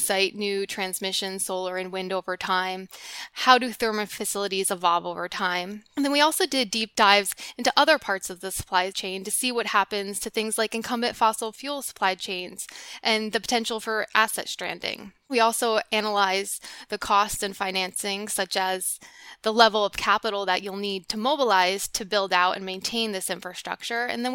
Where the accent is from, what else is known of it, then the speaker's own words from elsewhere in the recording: New Jersey, United States; in New Jersey, where I grew up